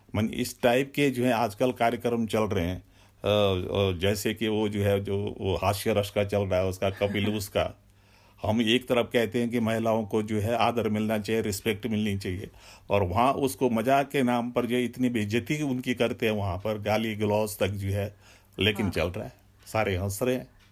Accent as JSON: {"language": "Hindi", "area": "Sunara village, Rawain", "region": "Uttarakhand", "country": "India", "tie": "born or raised there", "also_born_or_lived": "Dehradun", "said": "हमारा गांव सुनारा है मैं सुनारा का जो फर्स्ट ग्रेजुएट हूँ"}